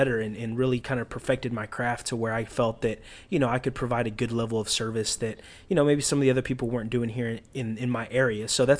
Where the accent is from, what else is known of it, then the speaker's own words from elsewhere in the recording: Grand Prairie, Texas, United States; I'm from the DFW area, specifically, to be specific, Grand Prairie, Texas, man.